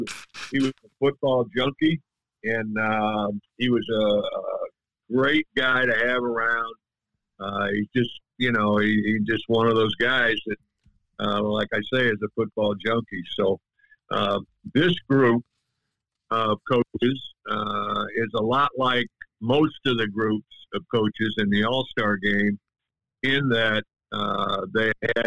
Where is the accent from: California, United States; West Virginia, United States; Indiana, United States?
Indiana, United States; Tell City; I was from Tell City